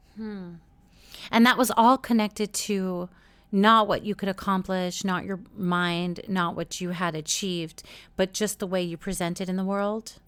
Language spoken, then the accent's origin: English; New York, United States; when I was growing up in New York